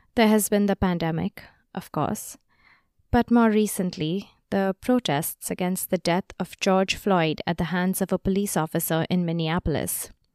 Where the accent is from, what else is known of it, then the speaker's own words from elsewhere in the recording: India; moved away; my home country of India